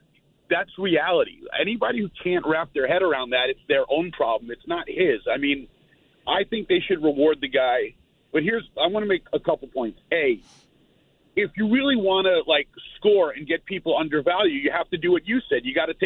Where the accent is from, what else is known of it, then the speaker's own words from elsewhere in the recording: New York, United States; now in Jacksonville, United States; Yeah, people actually live here. Unfortunately, I'm one of them. I'm a New Yorker, though.